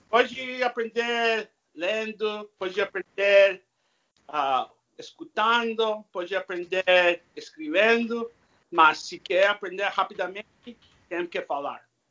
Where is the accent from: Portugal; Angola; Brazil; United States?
United States; California; first language English; Portuguese is a second language; also born or lived in Spain; a minha língua nativa é inglês. Eu nasci na Califórnia falando inglês